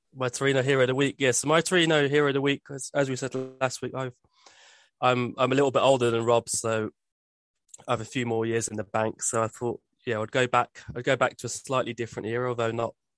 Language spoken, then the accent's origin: English; Birmingham, West Midlands, United Kingdom; I grew up in Birmingham